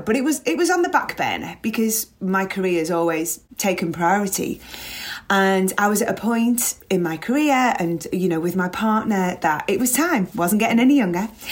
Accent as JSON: {"language": "English", "town": "Liverpool", "region": "North West England", "country": "United Kingdom", "tie": "born or raised there", "said": "growing up in Liverpool"}